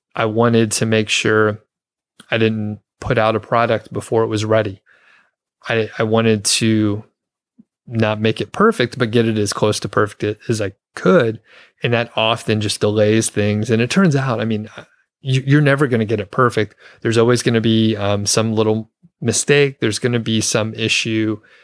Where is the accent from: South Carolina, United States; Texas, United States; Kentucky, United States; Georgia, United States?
Georgia, United States; Atlanta; moved away as an adult; also born or lived in Bozeman, Montana; now in Longmont, United States; I'm from the Atlanta area, Atlanta, Georgia, the suburbs.